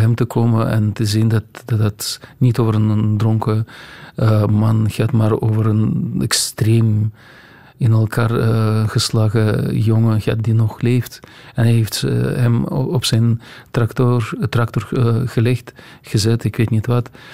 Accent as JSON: {"language": "Dutch", "country": "Russia", "second_language": "Dutch", "moved": "as an adult", "lives_now": "Belgium", "said": "bij ons in Rusland"}